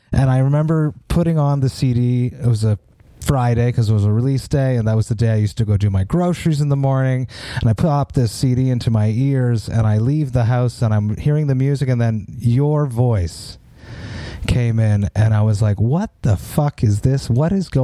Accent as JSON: {"language": "English", "town": "Montreal", "region": "Quebec", "country": "Canada", "tie": "born or raised there", "said": "in my hometown of Montreal"}